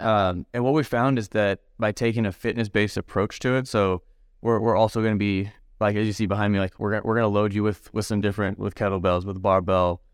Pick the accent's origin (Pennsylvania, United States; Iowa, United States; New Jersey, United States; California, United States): California, United States; San Diego; also born or lived in Medford, Oregon; now in Knoxville, United States; San Diego originally, and then moved up to Southern Oregon, so Medford, Oregon as well